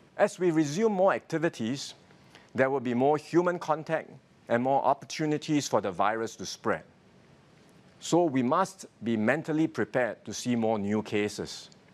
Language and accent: English; Singapore; My fellow Singaporeans